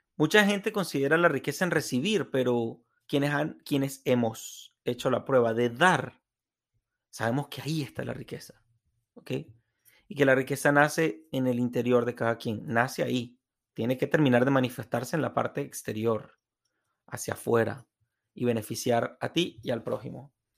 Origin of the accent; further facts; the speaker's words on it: Venezuela; moved away; en el estadio de fútbol de mi tierra